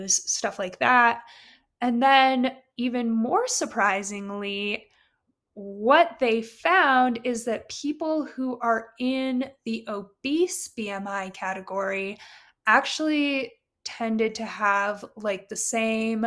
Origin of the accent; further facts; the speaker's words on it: Carbondale, Colorado, United States; also born or lived in Ukraine / Maui / Japan; I was raised and like generally grew up, like growing up in Colorado